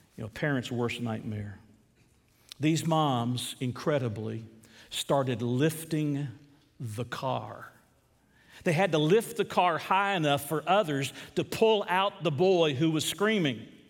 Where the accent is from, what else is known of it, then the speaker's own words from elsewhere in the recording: Deep South, United States; I grew up in the Deep South